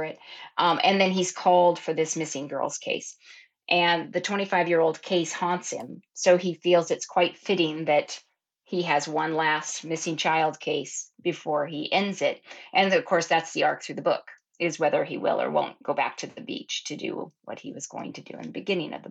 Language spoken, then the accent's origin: English; Oregon coast, United States; I grew up down at the Oregon coast